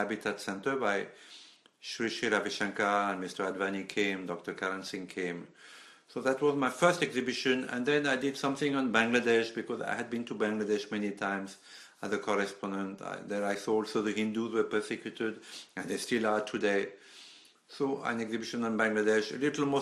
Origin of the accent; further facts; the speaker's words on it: Paris, Île-de-France, France; now in India; I was born near Les Invalides